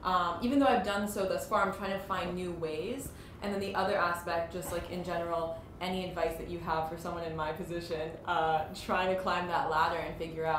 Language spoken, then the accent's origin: English; New York, United States; born there; also born or lived in California; I was born in New York, and then I moved to California, but I'm Russian.